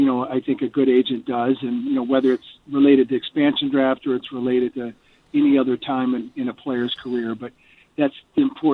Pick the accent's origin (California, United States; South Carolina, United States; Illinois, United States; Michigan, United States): Michigan, United States; now in Colorado, United States; It's where I spend most mm-hmm. of my time, but I'm from Michigan